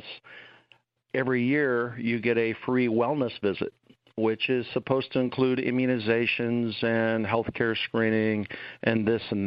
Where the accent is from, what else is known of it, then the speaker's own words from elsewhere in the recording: Perrysburg, Ohio, United States; moved away as an adult; also born or lived in Greenville, South Carolina; I'm from Northwest Ohio. I grew up in rural Perrysburg